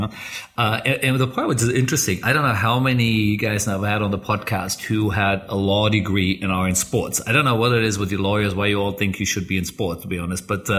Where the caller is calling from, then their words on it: Bangkok, Thailand; I'm calling in from Bangkok.